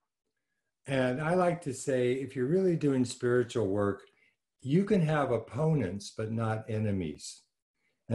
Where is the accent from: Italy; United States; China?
United States; Los Angeles, California; I grew up in Los Angeles